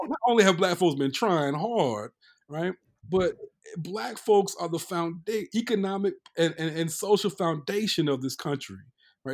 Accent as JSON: {"language": "English", "region": "North Carolina", "country": "United States", "tie": "born or raised there", "said": "we're cousins, you know, we grew up in North Carolina."}